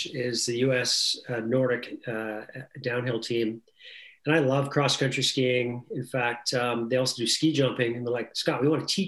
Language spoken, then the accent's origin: English; Western Canada, Canada; I was a little kid growing up in Western Canada